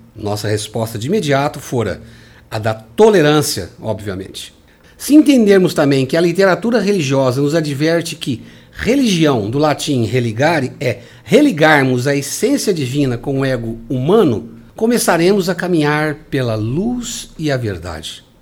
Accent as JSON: {"language": "Portuguese", "country": "Brazil", "said": "crenças que comungamos aqui como brasileiros"}